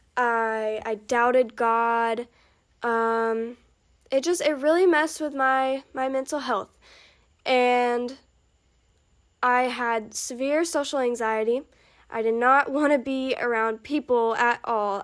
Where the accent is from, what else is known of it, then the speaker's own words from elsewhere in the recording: Alabama, United States; I am from Alabama. If you can't tell, cause I just I just said y'all